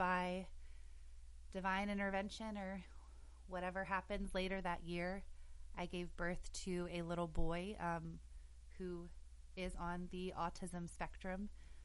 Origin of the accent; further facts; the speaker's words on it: West Virginia, United States; also born or lived in Cleveland, Ohio; I'm originally from West Virginia, and then I had moved to Cleveland for a while.